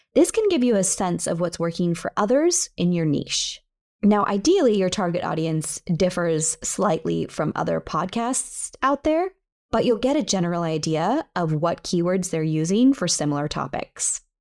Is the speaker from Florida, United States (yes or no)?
no; near San Francisco, California, United States; San Francisco, California, close to my hometown